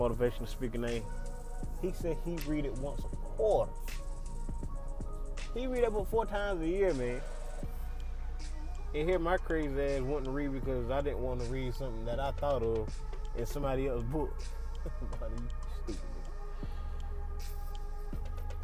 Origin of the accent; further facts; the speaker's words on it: Dillon, South Carolina, United States; I just see a lot of backwards hustling in my hometown